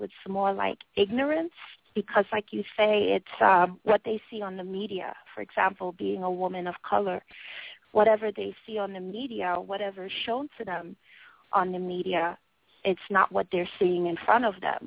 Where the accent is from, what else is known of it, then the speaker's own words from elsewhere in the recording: United States; moved away as an adult; now in China; I'm an American